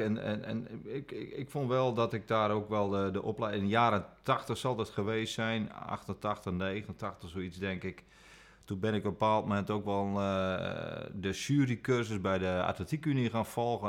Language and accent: Dutch; Friesland, Netherlands; ik ben in Friesland opgegroeid